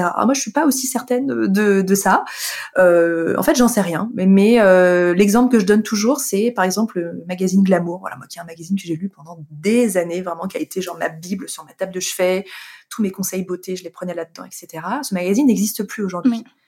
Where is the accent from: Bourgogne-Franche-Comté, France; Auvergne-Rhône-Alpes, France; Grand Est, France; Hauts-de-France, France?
Auvergne-Rhône-Alpes, France; Annecy; moved away; je suis originaire d'Annecy euh, depuis depuis tout toute petite, c'est une ville euh, que, que j'adore, que j'ai quittée, de, vers laquelle je suis revenue plus tard